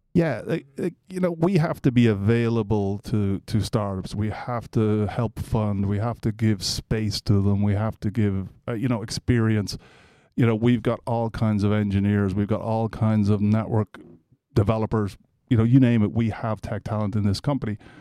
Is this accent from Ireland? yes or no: yes; Ireland; moved away as an adult; also born or lived in Atlanta, United States; now in Nebraska, United States; I'm Irish originally, so I came here in nineteen ninety-four.